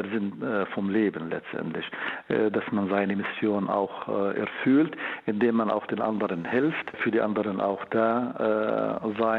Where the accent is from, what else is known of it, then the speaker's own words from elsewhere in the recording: Jordan; German is a second language; also born or lived in Bulgaria; now in Berlin, Germany; Ich komme aus Jordanien. Ja. Äh, ich habe meine Ausbildung in Bulgarien und in Deutschland absolviert äh, für Medizin und für Neurochirurgie. Und seit 20 Jahren hm, habe ich die Avicenna Klinik hier in Berlin